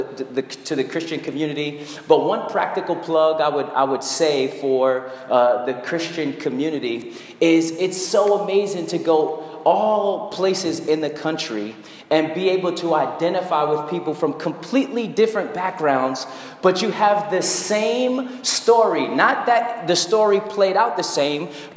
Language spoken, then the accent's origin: English; Brooklyn, New York, United States; It's also good to be back in Brooklyn. I'm a Brooklyn native